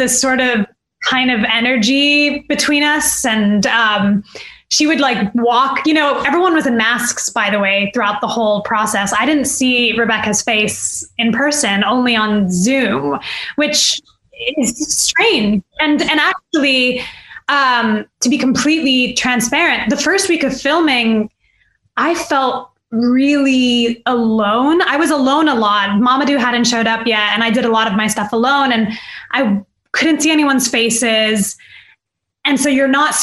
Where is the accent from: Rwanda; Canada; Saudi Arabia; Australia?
Saudi Arabia; I'm from Saudi Arabia